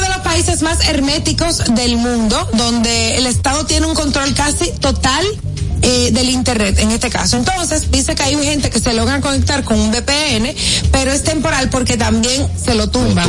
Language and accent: Spanish; Santo Domingo, Distrito Nacional, Dominican Republic; also born or lived in Baní; Santo Domingo, nacida y criada en Santo Domingo